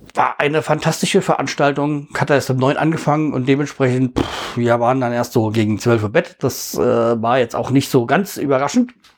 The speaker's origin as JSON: {"language": "German", "region": "Hesse", "country": "Germany", "said": "bei uns in Hessen"}